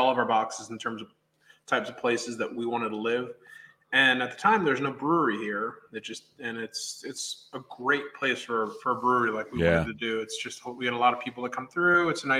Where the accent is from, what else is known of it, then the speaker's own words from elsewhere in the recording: New York, United States; now in Eureka Springs, United States; I grew up in New York, just outside the city. So we are, yeah, we are folks who relocated here just to do this project.